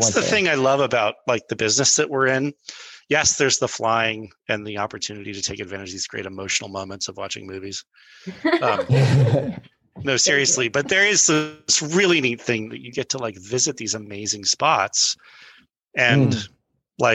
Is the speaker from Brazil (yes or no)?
yes; Brazil; first language pt; English is a second language; also born or lived in Boulder, United States; So I was born in Boulder, and my folks were speech writers for some folks who were in Brazil. So they were writing speeches for these diplomat-esque folks. And so we moved to Brazil, and my first language was Portuguese.